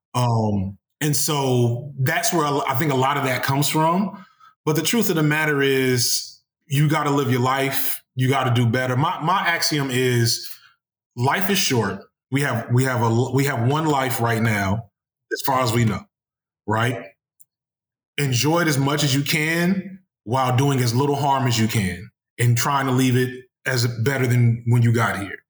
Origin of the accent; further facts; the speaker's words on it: Chicago, Illinois, United States; I'm from Chicago